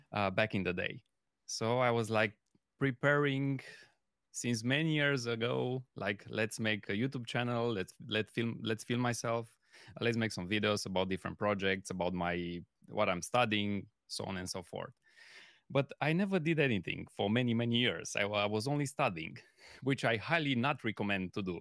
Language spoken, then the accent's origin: English; Romania; moved away as an adult; now in Germany; I'm coming originally from Romania, but I'm living in Germany since the past six years